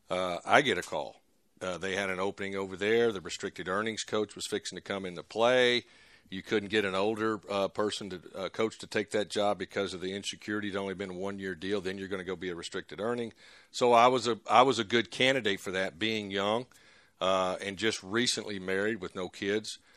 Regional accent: Texas, United States; we were we're from Texas, and uh, we enjoyed our time over there absolutely.

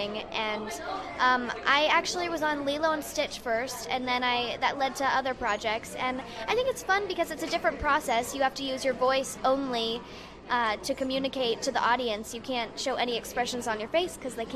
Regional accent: Ohio, United States; moved away; I'm originally from Ohio

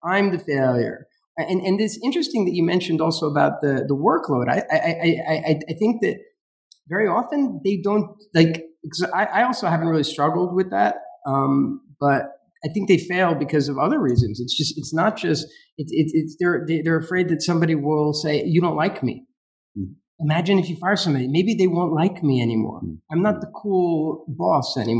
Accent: United States; I'm American

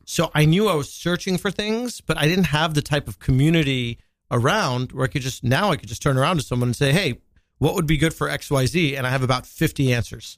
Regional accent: Long Island, New York, United States; also born or lived in Washington, D.C.; I grew up in Long Island, which is its own type of, uh, pressure cooker

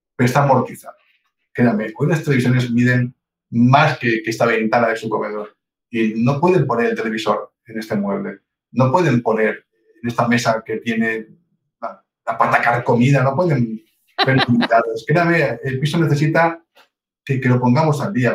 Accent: Palencia, Castile and León, Spain; somos castellanos, somos de Palencia

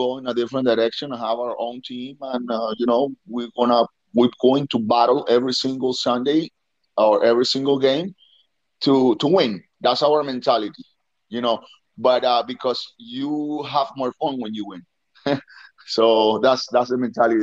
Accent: Venezuela; moved away; in Venezuela, back in my hometown

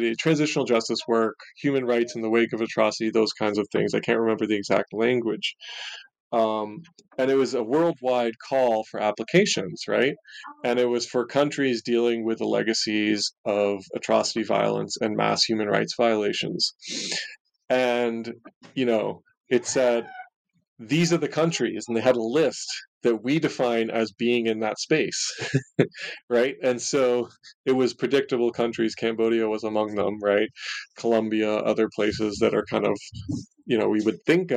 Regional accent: Ontario, Canada; of Canada, which is actually where I grew up. I grew up in Ontario

